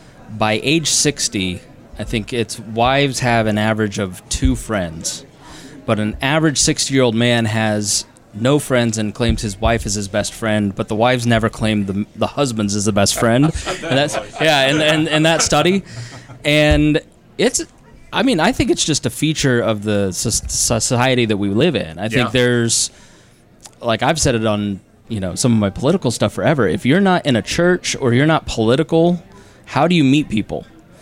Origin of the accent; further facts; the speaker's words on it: Plainfield, Indiana, United States; I grew up in Plainfield.